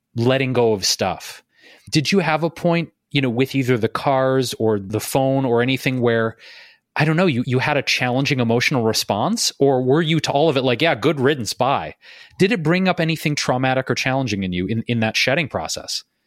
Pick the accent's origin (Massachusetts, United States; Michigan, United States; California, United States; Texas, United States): Michigan, United States; Detroit; I'm also a Midwesterner, by the way, Meredith. I, I grew up in Detroit